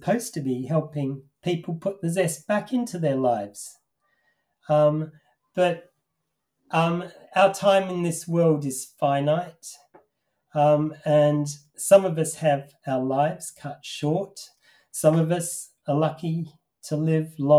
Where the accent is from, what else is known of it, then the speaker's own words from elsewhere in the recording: Australia; now in Manchester, United Kingdom; I used to watch a children's television program when I was growing up in Australia